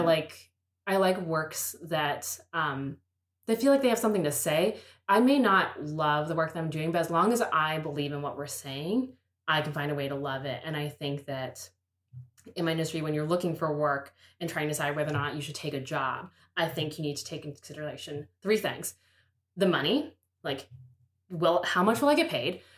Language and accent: English; Pittsburgh, Pennsylvania, United States; I'm from Pittsburgh